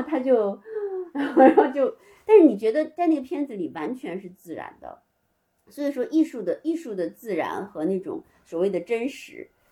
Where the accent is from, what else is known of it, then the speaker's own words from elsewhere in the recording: Beijing, China; 先跟外公外婆，然后十一岁扔到北京跟爷爷奶奶